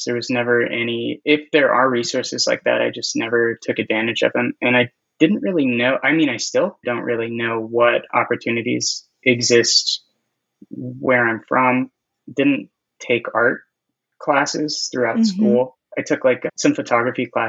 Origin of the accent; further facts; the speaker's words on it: Inland Empire, Southern California, United States; now in Long Beach, United States; I am from Southern California, but I'm from the Inland Empire